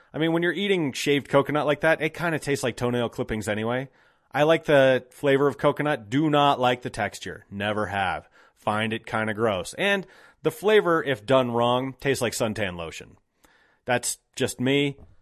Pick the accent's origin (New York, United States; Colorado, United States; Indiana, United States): Colorado, United States; Golden; I grew up here. I grew up in Golden.